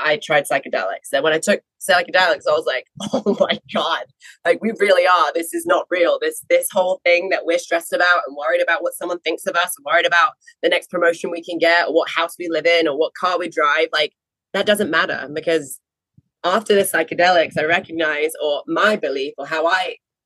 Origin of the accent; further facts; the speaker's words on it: England, United Kingdom; moved away as an adult; also born or lived in Florida; we're not from Florida. I'm from England.